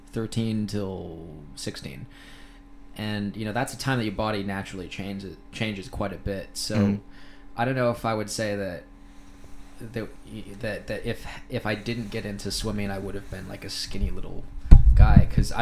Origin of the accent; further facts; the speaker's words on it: Thailand; I think I got my accent in Thailand. I grew up with a lot of Americans, Canadians, people from all over the world.